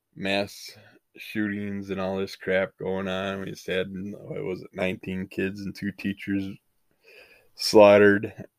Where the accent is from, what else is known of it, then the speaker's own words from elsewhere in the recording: United States; we grew up in the United States